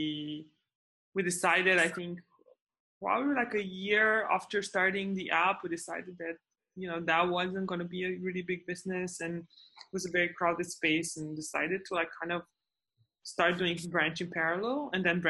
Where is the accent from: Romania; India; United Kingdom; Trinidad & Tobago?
Romania; moved away as an adult; now in United States; I'm originally from Romania. I came to the States on a scholarship.